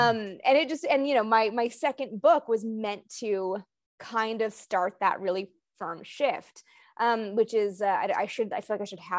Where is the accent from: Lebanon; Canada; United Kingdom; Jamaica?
Canada; Like I'm from Canada, so it's not everywhere.